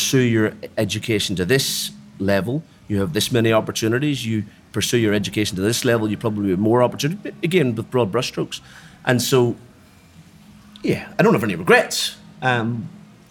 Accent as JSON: {"language": "English", "town": "Belfast", "region": "Northern Ireland", "country": "United Kingdom", "tie": "born or raised there", "also_born_or_lived": "Dublin, Ireland", "moved": "as an adult", "lives_now": "Australia", "said": "I'm a Belfast boy. I was born in Belfast, Northern Ireland, on Armistice Day, 1969."}